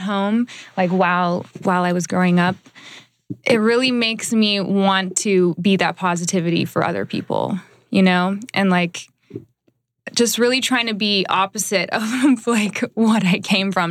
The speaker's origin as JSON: {"language": "English", "town": "Dallas", "region": "Texas", "country": "United States", "also_born_or_lived": "Iowa", "moved": "as an adult", "lives_now": "Los Angeles, United States", "said": "I'm originally from Dallas."}